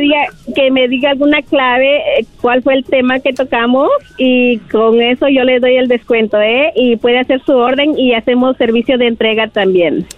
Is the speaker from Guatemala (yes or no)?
yes; Guatemala; moved away; yo vengo de Guatemala. Ah, ah, aquí me casé con mi esposo que es de México